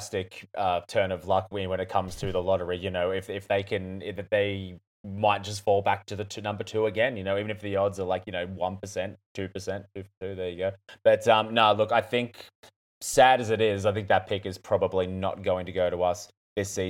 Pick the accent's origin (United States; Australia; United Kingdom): Australia; Newcastle, New South Wales; grew up in my hometown